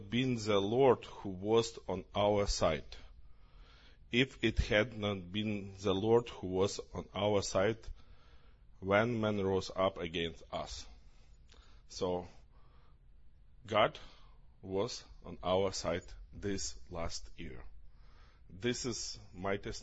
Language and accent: English; Ukraine; English is a second language; we are from Ukraine